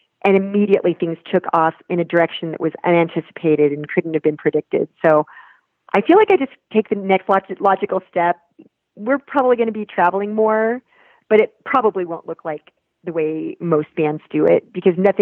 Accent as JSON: {"language": "English", "region": "Nebraska", "country": "United States", "tie": "born or raised there", "moved": "yes", "lives_now": "Colorado, United States", "said": "go back to my home state of Nebraska"}